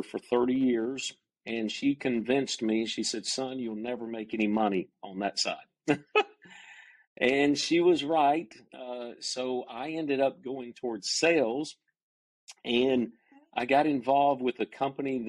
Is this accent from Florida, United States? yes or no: no; Cumming, Georgia, United States; also born or lived in Dahlonega, Georgia; I grew up in North Georgia, in the mountains of North Georgia, in a little community called Cumming, Georgia.